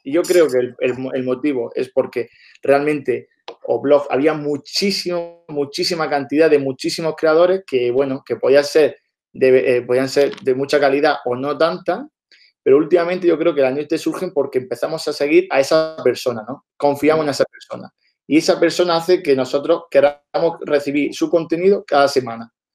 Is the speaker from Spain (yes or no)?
yes; Almería, Andalusia, Spain; nosotros somos de Almería